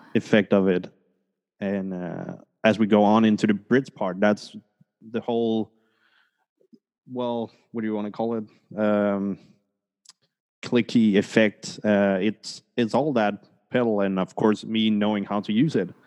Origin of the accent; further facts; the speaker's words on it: Denmark; moved away; also born or lived in Colombia; I was born in Colombia, but oh, nice. adopted to Denmark. Oh, so wow. uh, I grew up in Scandinavia